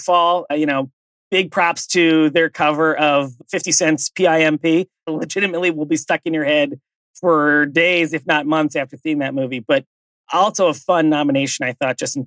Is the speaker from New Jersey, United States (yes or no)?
no; West Chester, Pennsylvania, United States; from my hometown, something I have known, I guess, my whole life, because our high school is called Bayard Rustin